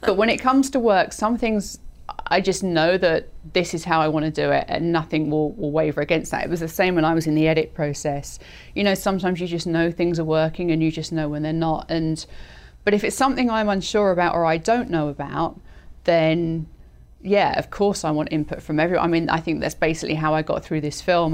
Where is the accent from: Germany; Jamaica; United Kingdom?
United Kingdom; moved away as an adult; also born or lived in London / New York; now in Los Angeles, United States; being British was something slightly unique in New York